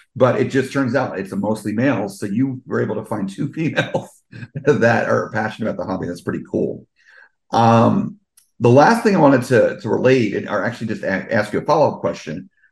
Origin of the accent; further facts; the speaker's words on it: Fort Lee, New Jersey, United States; also born or lived in Englewood, New Jersey; the first seven years of my life, I lived in Fort Lee